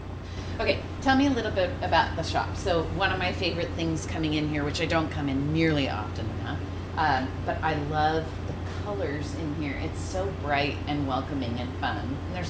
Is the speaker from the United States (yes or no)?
yes; San Luis Obispo, California, United States; also born or lived in Berkeley / San Francisco; We're from San Luis.